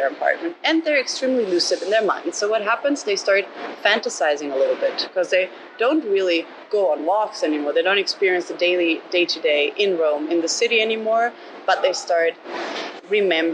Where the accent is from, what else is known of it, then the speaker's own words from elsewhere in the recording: Germany; I grew up always in Germany